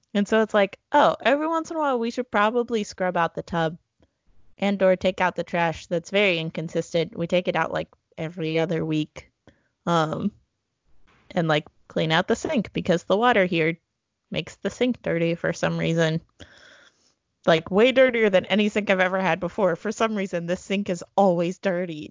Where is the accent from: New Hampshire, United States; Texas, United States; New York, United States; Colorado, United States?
Texas, United States; now in Eugene, United States; my hometown is the pecan capital of Texas